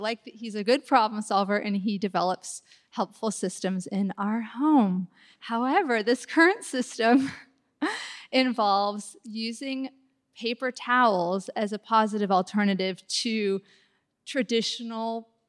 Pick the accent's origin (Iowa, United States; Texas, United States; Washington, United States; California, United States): Washington, United States; Mercer Island; I'm from Mercer Island.